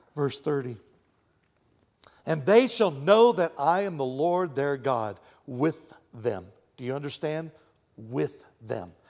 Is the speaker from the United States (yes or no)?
yes; Texas, United States; I'm from Texas